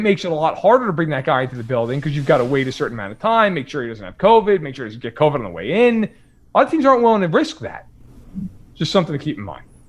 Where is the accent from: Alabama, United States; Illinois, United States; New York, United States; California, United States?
New York, United States; I am not from Kansas City. I am, I'm from New York